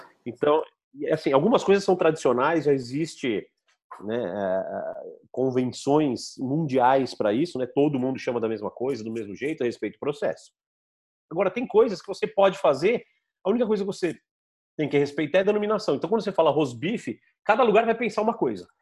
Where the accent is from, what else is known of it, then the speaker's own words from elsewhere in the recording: São Carlos, São Paulo, Brazil; accent: caipira; Eu falo Arkansas mesmo, que eu sou caipira de São Carlos.